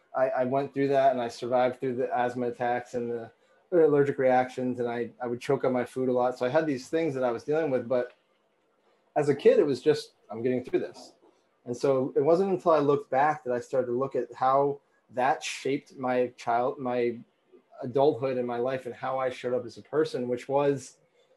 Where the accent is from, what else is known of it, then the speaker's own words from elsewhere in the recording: Vermont, United States; I grew up in Vermont